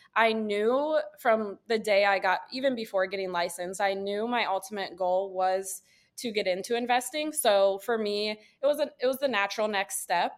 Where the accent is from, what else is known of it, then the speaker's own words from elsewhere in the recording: Wooster, Ohio, United States; also born or lived in Lakewood, Ohio; I'm from Northeast Ohio or, originally. I'm from a small town, um, Worcester. It's about forty-five minutes to an hour south of Cleveland. So growing up, like, our big city was always Cleveland.